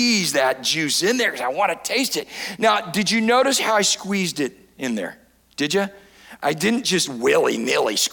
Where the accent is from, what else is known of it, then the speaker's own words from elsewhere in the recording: San Diego, California, United States; I grew up in San Diego, California